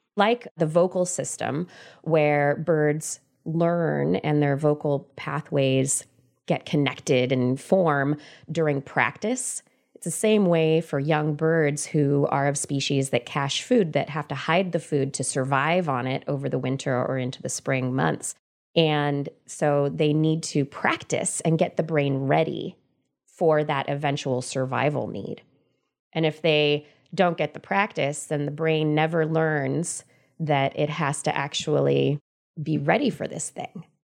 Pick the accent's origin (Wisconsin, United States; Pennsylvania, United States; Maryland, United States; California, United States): California, United States; Central Valley of; I grew up in the Central Valley of California in a big old house in the middle of a bunch of fields